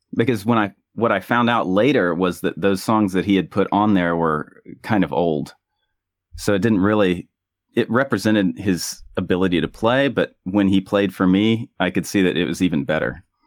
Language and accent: English; United States; moved away as an adult; whenever I went back home to the U S